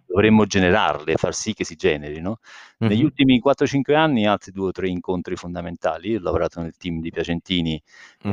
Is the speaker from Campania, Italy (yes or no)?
yes; Campania, Italy; now in Rome, Italy; io sono campano di origini